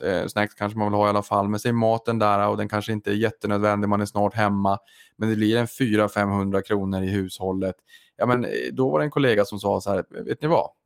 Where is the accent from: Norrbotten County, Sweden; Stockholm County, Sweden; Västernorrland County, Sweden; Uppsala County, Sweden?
Norrbotten County, Sweden; Boden; jag kommer från Boden, från Norrbotten